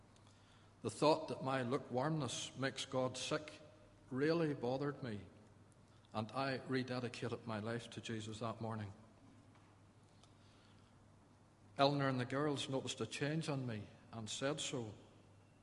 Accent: Ballycastle, Northern Ireland, United Kingdom; also born or lived in Donegal; I grew up in Ballycastle, the eldest of a family of seven

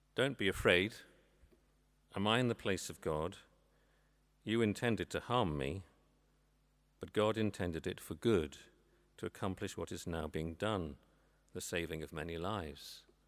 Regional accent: England, United Kingdom; moved away as an adult; now in Northern Ireland, United Kingdom; I'm not from these parts. I'm English

